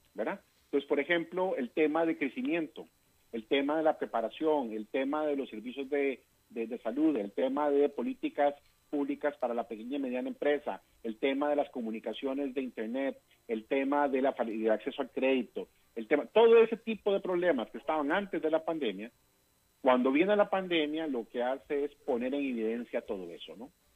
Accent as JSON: {"language": "Spanish", "country": "Costa Rica", "said": "yo como costarricense latinoamericano"}